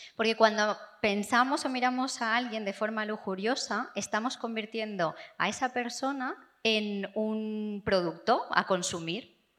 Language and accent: Spanish; England, United Kingdom; Spanish is a second language; vengo de Inglaterra